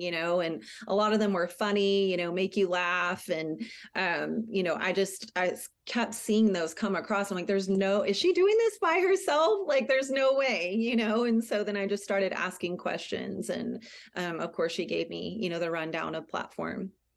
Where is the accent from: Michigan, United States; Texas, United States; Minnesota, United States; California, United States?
Texas, United States; San Antonio; moved away as an adult; also born or lived in Wilson County, Texas; now in La Vernia, United States; I grew up in San Antonio in Bear County, and then I moved out to Wilson County about twelve years ago.